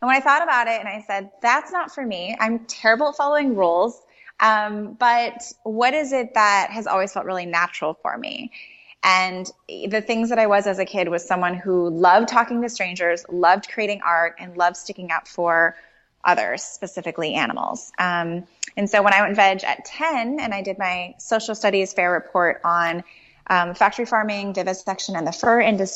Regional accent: Chicago, Illinois, United States; I'm from Chicago and you need terribly warm coats to survive a Chicago winter

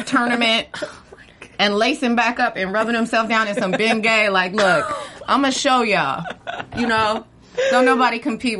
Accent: Dayton, Ohio, United States; But I'm from Dayton.

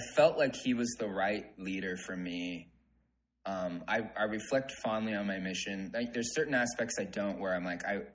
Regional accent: Southern California, United States; moved away as an adult; also born or lived in Nebraska; now in Utah, United States; I was born and raised in Southern California, LA and San Diego were my backyard

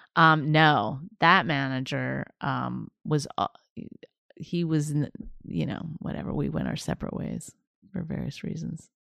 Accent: Canada; moved away as an adult; also born or lived in Toronto / New York / Los Angeles; all my material was about being Canadian

